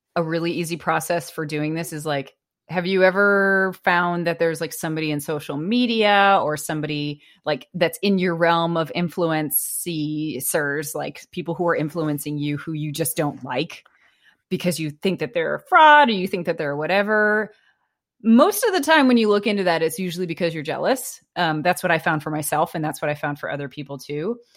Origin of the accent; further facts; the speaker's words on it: United States; I was an American